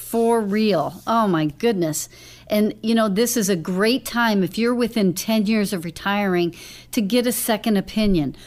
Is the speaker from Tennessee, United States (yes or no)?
no; Lewisville, Texas, United States; I grew up in Louisville, Lake Dallas area